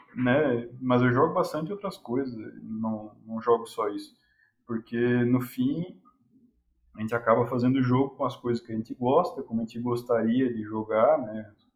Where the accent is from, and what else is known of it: Brazil